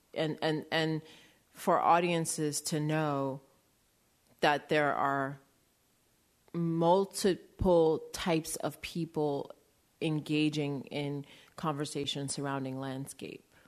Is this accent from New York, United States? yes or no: yes; New York City, New York, United States; also born or lived in Maine; I grew up in New York City